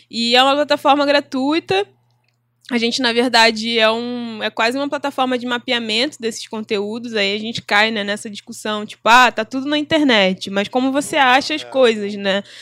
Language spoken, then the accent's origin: Portuguese; Nova Iguaçu, Rio de Janeiro, Brazil; onde eu estudei e onde eu fui nascida e criada em Nova Iguaçu